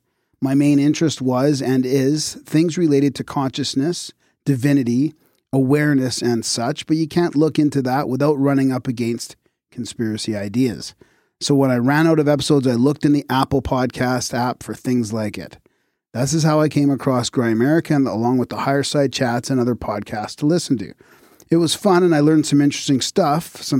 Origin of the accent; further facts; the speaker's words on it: Vancouver, British Columbia, Canada; I'm from Vancouver, you know.